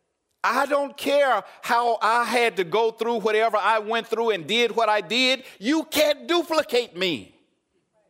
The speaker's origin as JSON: {"language": "English", "region": "Arkansas", "country": "United States", "said": "I'm from Arkansas"}